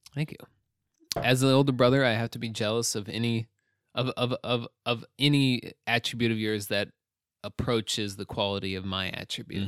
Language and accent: English; United States; as an American